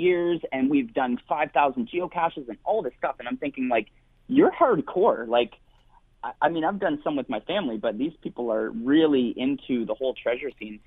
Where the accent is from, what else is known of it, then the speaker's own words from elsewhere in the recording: Ontario, Canada; moved away; I grew up in Ontario, so I'm pumped to get back home